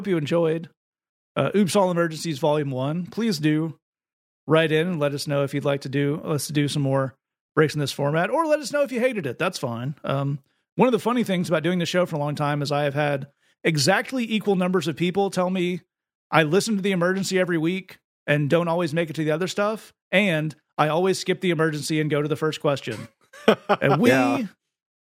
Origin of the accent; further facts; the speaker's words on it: the South, United States; I'm a male. I'm from the South